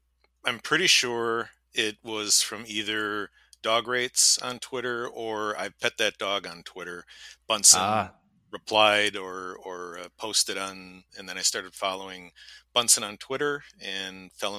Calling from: New Glarus, Wisconsin, United States; I'm calling in from New Glarus, Wisconsin, a little town just south of Madison.

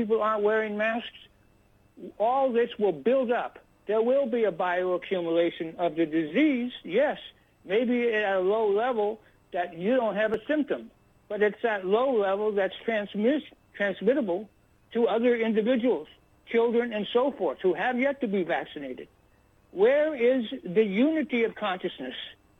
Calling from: Hamilton Field, Northern California, United States; I'm calling from a place called Hamilton Field. It still has some military on it, but mostly it's closed down and been redeveloped in Northern California, which is maybe 35 or so miles out of north of San Francisco.

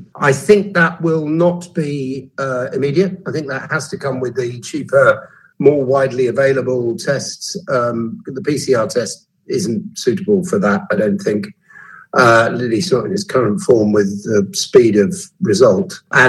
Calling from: East of England, United Kingdom; I'm speaking from Suffolk today

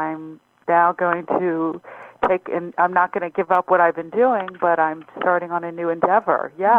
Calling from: Rockville, Maryland, United States; I'm calling from outside of D.C.

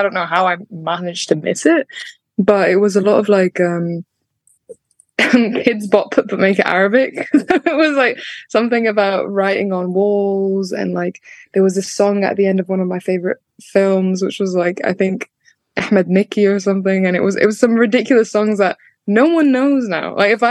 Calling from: Manchester, North West England, United Kingdom; So Manchester, but I was in London yesterday to drop off like a birthday present and go to an event, and then I've come back home today

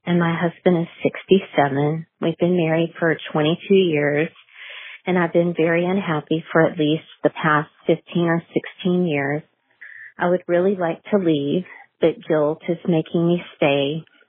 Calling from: Texas, United States; I'm calling from Texas

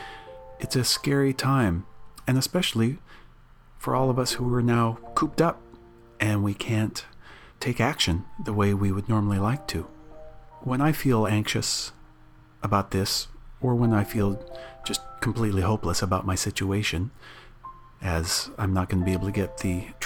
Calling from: Menlo Park, California, United States; I'm calling in from Menlo Park, California

